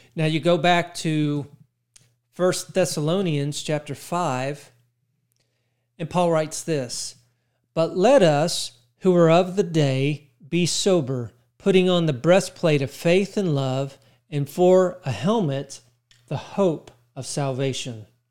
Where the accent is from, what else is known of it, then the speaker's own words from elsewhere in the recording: Texas, United States; In my mind, I'm Texan